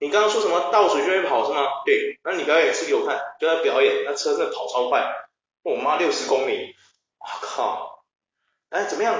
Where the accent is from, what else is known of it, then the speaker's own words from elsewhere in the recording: Taiwan; also born or lived in Taichung / Australia; 只是我们台湾人不想搞而已了